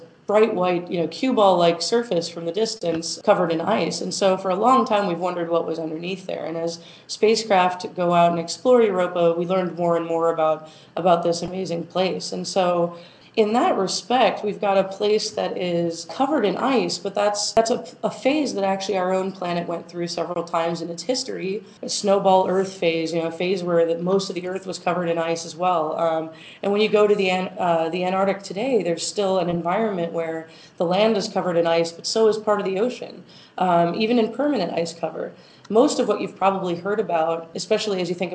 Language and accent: English; Arizona, United States; moved away; also born or lived in Texas; I'm from Arizona. So when I'm growing up, I walk outside and I see the desert